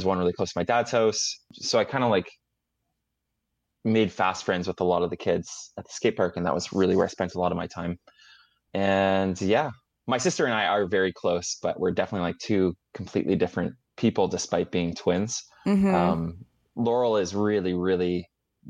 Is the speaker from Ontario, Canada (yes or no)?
no; Vancouver, British Columbia, Canada; also born or lived in Edmonton, Alberta; we kind of like landed and settled in Vancouver, is where our family put down roots